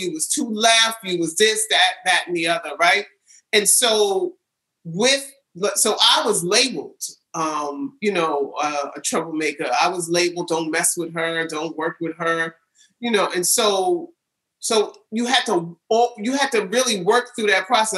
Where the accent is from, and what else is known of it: New York City, New York, United States; born or raised there; also born or lived in California